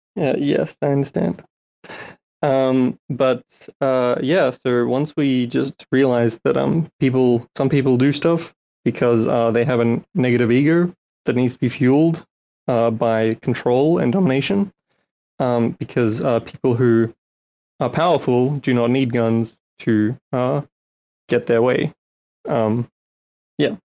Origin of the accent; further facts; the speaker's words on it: Australia; also born or lived in Ukraine; I grew up in Australia mostly, and uh, I had to sort of describe myself as Russian because people didn't know what Ukraine was.